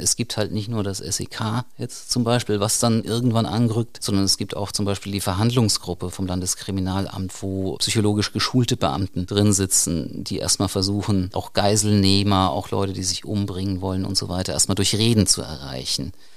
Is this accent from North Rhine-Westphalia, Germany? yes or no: no; Rhineland-Palatinate, Germany; hier bei uns in der Pfalz